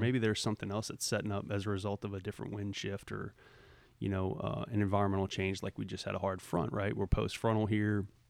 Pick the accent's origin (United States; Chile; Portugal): United States; Southeast Louisiana; moved away; growing up in Southeast Louisiana